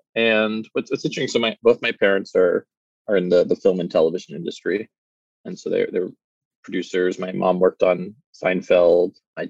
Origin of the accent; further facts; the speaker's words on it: Los Angeles, California, United States; also born or lived in New York; now in Seattle, United States; So I was born in New York, but I'm not a real New Yorker. My parents are, though. They're real New Yorkers. When I was about 3 years old, they moved out to Southern California. So grew up on West Side Los Angeles, so Pacific Palisades, Santa Monica area.